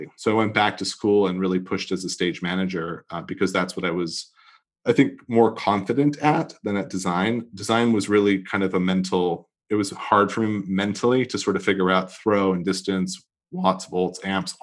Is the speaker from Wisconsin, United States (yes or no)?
no; Santa Barbara, California, United States; moved away as an adult; also born or lived in New York; I grew up in Santa Barbara. My family's all from New York on my dad's side and Egypt on my mom's side. And my mom moved us to Santa Barbara when we were kids